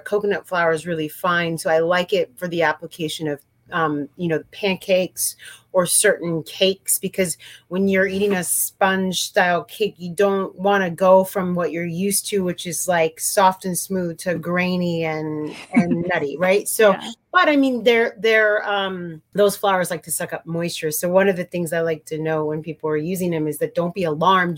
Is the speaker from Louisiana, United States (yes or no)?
no; Santa Cruz, California, United States; moved away as an adult; also born or lived in San Francisco, California / Colombia / East Coast; growing up in California in a quote unquote kind of granola town of Santa Cruz